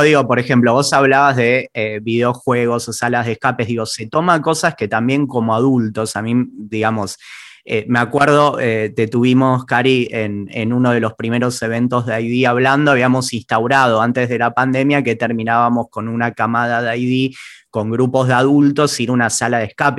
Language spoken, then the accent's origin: Spanish; Argentina